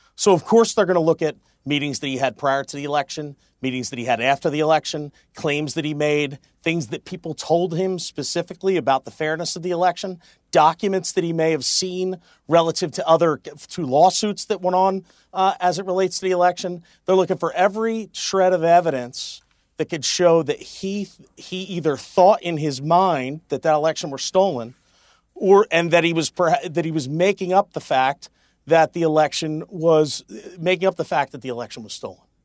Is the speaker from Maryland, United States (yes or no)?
no; Pennsylvania, United States; Pennsylvania, my home state